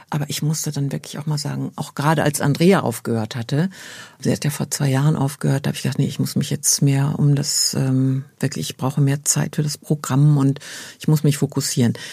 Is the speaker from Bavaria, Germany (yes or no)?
no; Dortmund, North Rhine-Westphalia, Germany; ich komme ja aus Dortmund